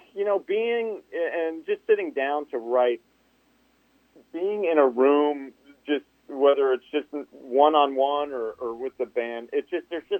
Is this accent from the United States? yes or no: yes; New Jersey, United States; moved away; as a kid growing up in Jersey